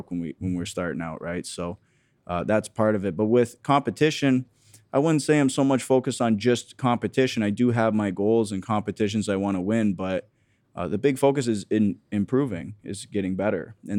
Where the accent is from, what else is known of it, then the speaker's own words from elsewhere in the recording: Harrow, Ontario, Canada; Just outside of Windsor, yeah. I grew up in Harrow, Ontario, so very small town.